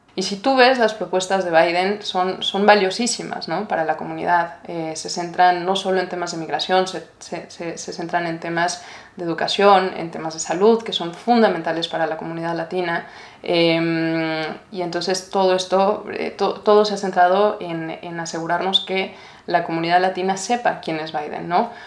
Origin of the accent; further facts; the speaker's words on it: Mexico; now in United States; como mexicana